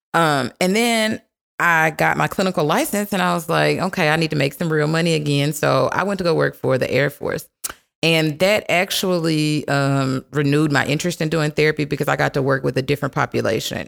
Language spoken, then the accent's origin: English; Minden, Louisiana, United States; moved away as an adult; also born or lived in Dallas Fort Worth, Texas; now in Dallas, United States; I currently live in the Dallas Fort Worth area, um, and I'm originally from Minden, Louisiana